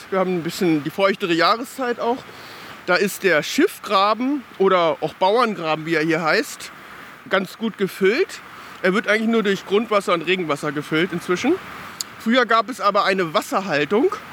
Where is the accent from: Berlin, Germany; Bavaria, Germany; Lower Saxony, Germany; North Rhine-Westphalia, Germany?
Lower Saxony, Germany; Hanover; Früher war hier das Vogelschutzgehölz als kleiner Junge. Ich bin in Botfeld geboren